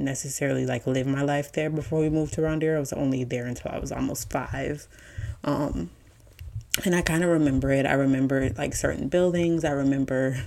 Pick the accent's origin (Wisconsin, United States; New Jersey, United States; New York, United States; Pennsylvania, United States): Wisconsin, United States; Milwaukee; now in Atlanta, United States; I currently live in Atlanta, born and raised in Milwaukee